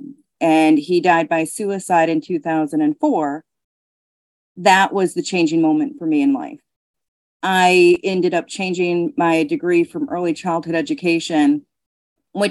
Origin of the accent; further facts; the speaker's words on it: Belchertown, Massachusetts, United States; I'm from Belchertown, Massachusetts. I grew up in a two-parent household